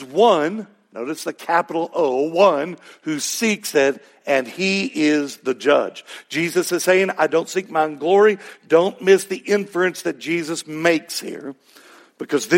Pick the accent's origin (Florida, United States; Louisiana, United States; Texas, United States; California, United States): Texas, United States; accent: Texas; My Texas accent